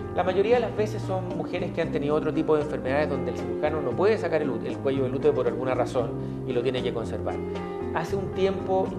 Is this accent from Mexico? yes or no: no; Chile; nosotros como chilenos